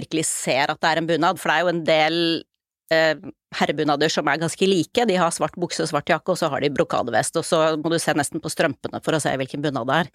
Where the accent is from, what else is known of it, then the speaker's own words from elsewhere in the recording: Oslo, Norway; jeg er født og oppvokst i Oslo